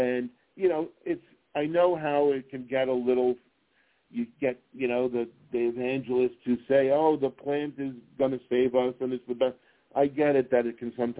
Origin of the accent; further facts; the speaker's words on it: New York City, New York, United States; now in Las Vegas, United States; I grew up in New York City